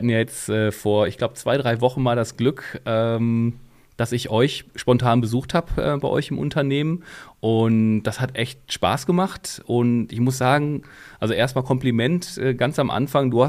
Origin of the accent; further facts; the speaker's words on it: Hockenheim, Baden-Württemberg, Germany; Ich bin gebürtiger Hockenheimer und auch am Hockenheimring aufgewachsen, ja.